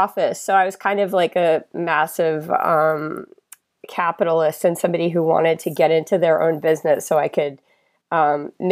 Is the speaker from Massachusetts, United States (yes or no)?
yes; Boston, Massachusetts, United States; moved away as an adult; also born or lived in San Francisco, California; now in Ventura, United States; born and raised in Boston.